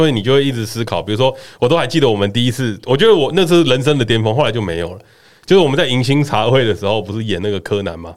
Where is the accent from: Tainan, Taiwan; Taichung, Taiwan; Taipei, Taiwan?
Taipei, Taiwan; 我其实是在台北生活的， 就是从小在台北生活长大的